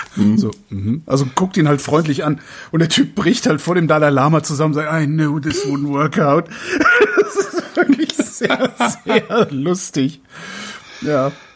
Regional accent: Germany; wir sind ja Deutsche

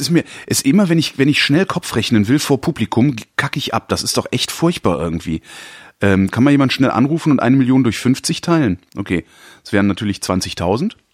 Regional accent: Cologne, North Rhine-Westphalia, Germany; ich komme ja ursprünglich aus Köln

